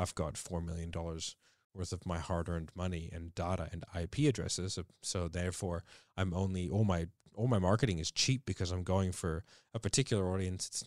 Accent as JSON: {"language": "English", "country": "Australia", "said": "we are Australian"}